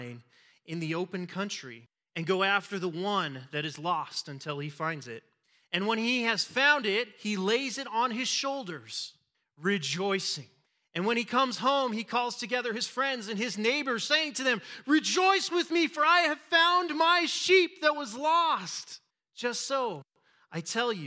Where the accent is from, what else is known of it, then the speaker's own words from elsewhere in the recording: Wyoming, United States; we're from Wyoming